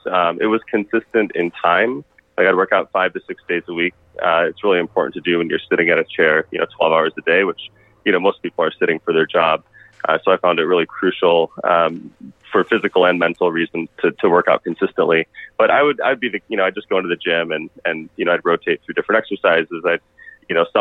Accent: Michigan, United States; also born or lived in Arizona / Los Angeles; now in Phoenix, United States; I grew up in Michigan

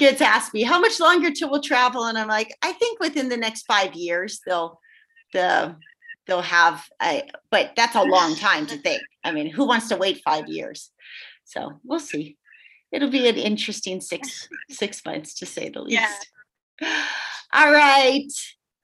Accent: Southern California, United States; now in Montana, United States; I'm from Southern California

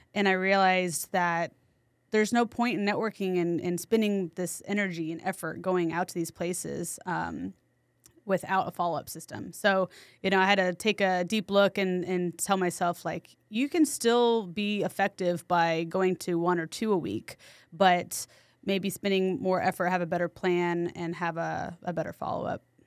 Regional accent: San Antonio, Texas, United States; also born or lived in New York City; I'm from San Antonio, so I, I came back temporarily

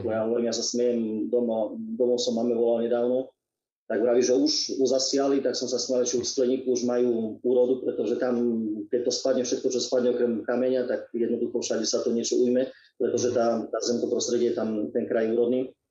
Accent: Zemplínske Hradište, Košice Region, Slovakia; Tak uh ja pochádzam z e, Revišovského presu, je to jediná obec Zemplínske hradište.

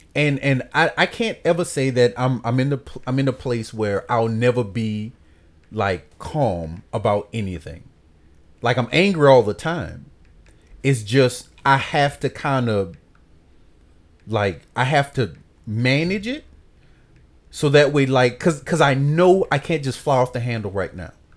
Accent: New Orleans, Louisiana, United States; I grew up in the Magnolia Projects.

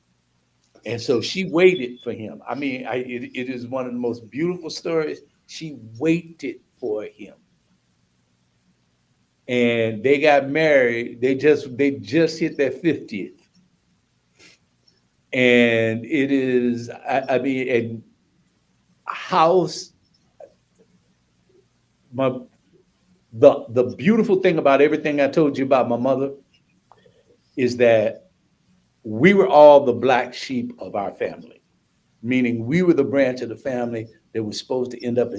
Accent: St. Louis, Missouri, United States; moved away; also born or lived in St. Paul, Minnesota; I'm from St. Louis, Missouri

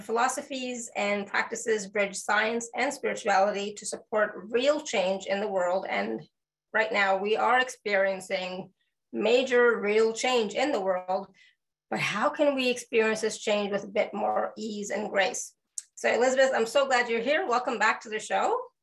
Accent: Canada; I'm Canadian

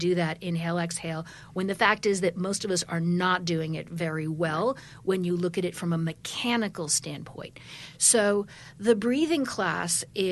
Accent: Wisconsin, United States; now in New York, United States; I'm from Wisconsin

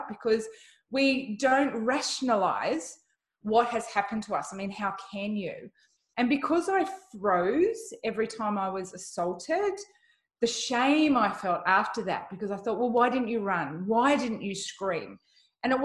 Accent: Sunshine Coast, Queensland, Australia; I am from the Sunshine Coast all the way in Australia.

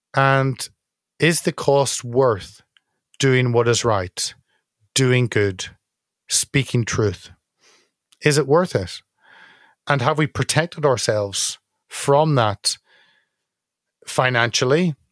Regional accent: Northern Ireland, United Kingdom; as someone from Northern Ireland, 'cause I'm not English

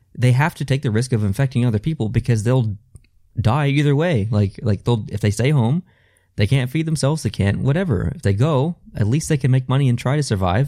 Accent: Canada; I am Canadian and that I do live in this country

